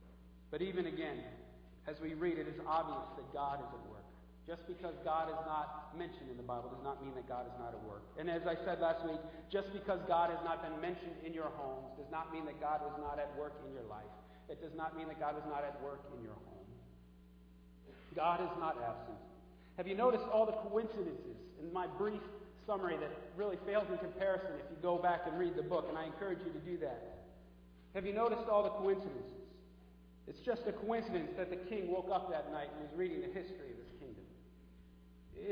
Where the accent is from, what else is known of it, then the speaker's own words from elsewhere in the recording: the New York area, United States; I'm from the New York area